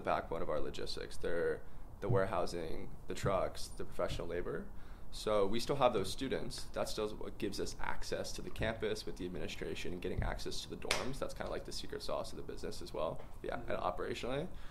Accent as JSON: {"language": "English", "town": "Mount Kisco", "region": "New York", "country": "United States", "tie": "born or raised there", "also_born_or_lived": "North Carolina", "moved": "as an adult", "lives_now": "Austin, United States", "said": "Originally from Mount Kisco, New York"}